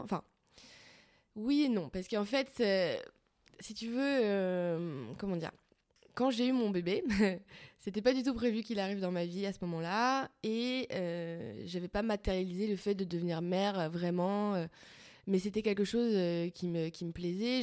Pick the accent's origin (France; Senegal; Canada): France; Paris, Île-de-France; je suis parisienne